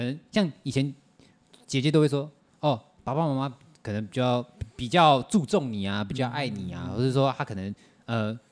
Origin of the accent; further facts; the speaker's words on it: Taiwan; 我都是在台湾长大的